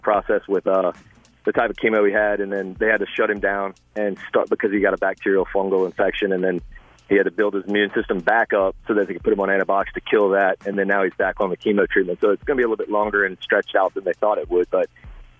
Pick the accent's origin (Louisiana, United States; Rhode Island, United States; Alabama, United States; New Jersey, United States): Louisiana, United States; Baton Rouge; His name's Cruz Michael, and we're from Baton Rouge, Louisiana.